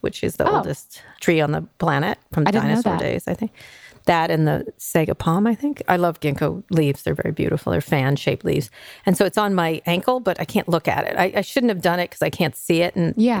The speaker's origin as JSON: {"language": "English", "region": "New York", "country": "United States", "tie": "born or raised there", "also_born_or_lived": "Philadelphia", "said": "New York."}